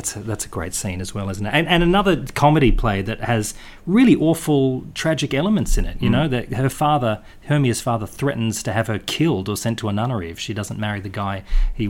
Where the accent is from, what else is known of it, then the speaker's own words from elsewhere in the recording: Perth, Western Australia, Australia; I grew up in Perth